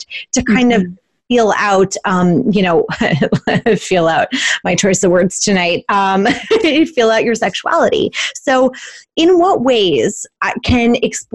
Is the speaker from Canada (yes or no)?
yes; Canada; we're Canadian